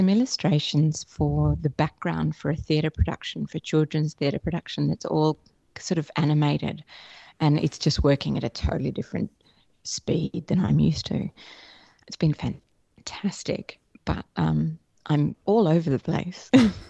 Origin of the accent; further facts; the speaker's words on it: Australia; Oh, definitely.